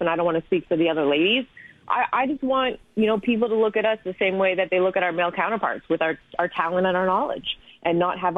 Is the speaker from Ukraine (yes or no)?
no; Canada; moved away; Growing up in Canada, there weren't women who looked like me